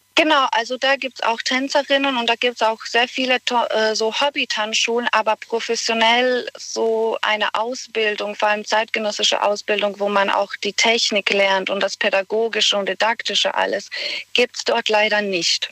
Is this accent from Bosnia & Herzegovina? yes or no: yes; Bosnia & Herzegovina; German is a second language; moved away as an adult; now in Germany; Und da habe ich 18 Jahre lang in Bosnien gelebt